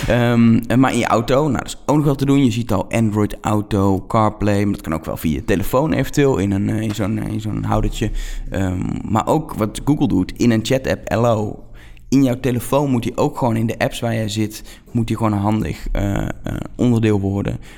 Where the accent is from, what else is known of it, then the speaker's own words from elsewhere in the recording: Netherlands; accent: Dutch; mijn accent erbij, mijn Nederlandse eh, accent.